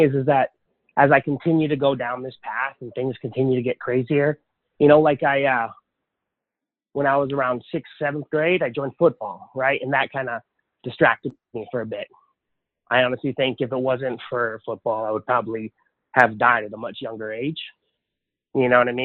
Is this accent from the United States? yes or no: yes; Lahaina, Hawaii, United States; also born or lived in Honolulu, Hawaii; now in Texas, United States; I was born in Honolulu, but I was raised on Maui in a little town called Lahaina